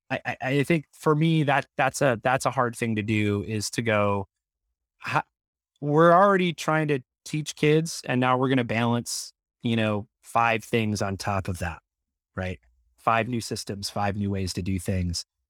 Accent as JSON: {"language": "English", "region": "Michigan", "country": "United States", "tie": "born or raised there", "said": "I grew up in Michigan"}